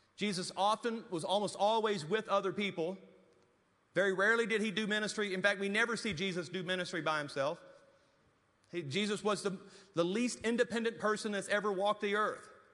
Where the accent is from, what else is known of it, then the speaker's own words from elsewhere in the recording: Louisiana, United States; moved away as an adult; now in Amarillo, United States; I was living in Amarillo, Texas, and was really homesick to go back to Louisiana